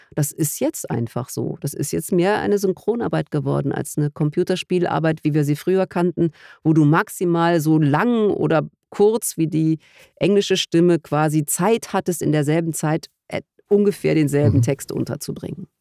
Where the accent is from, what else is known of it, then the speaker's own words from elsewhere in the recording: Germany; als Deutsche